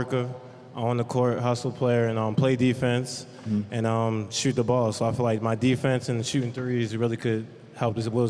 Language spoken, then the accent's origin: English; Baltimore, Maryland, United States; not far from my hometown, Baltimore.